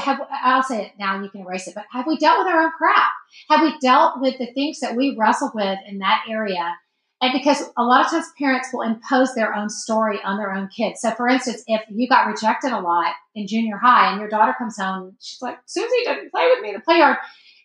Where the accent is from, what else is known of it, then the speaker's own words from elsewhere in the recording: the South, United States; we grew up in the South and you have to be nice to everybody.